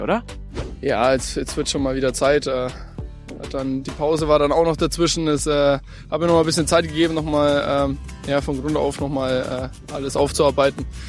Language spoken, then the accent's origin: German; Nuremberg, Bavaria, Germany; now in Berlin, Germany; in meine Heimat